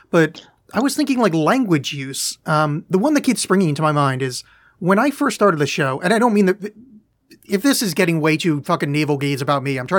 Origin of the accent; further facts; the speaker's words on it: New Jersey, United States; moved away; also born or lived in Oregon; I grew up in New Jersey